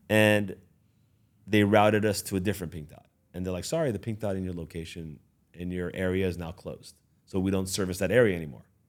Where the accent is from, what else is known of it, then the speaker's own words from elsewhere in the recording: Beverly Hills, California, United States; also born or lived in Iran; I was born in Iran, raised in the Beverly Hills